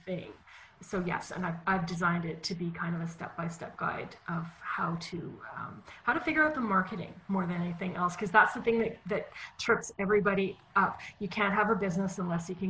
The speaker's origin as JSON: {"language": "English", "town": "Winnipeg", "region": "Manitoba", "country": "Canada", "tie": "born or raised there", "said": "I was born in Winnipeg, Manitoba, Canada, which is in the center of Canada and is known for very cold winters."}